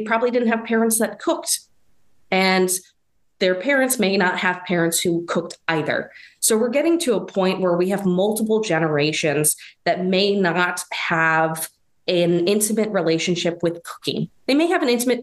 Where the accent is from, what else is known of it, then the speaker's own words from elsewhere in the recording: East Coast, United States; now in Midwest, United States; I'm living in kind of the Midwest, but I'm from the East Coast